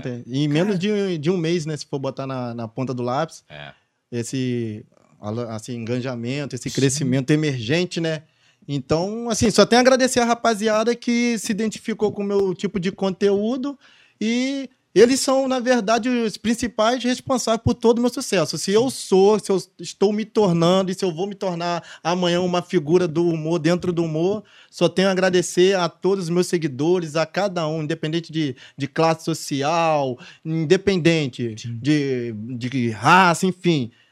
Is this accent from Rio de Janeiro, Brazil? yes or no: yes; Vassouras, Rio de Janeiro, Brazil; now in Angra dos Reis, Brazil; Eu sou natural de Vassouras, né?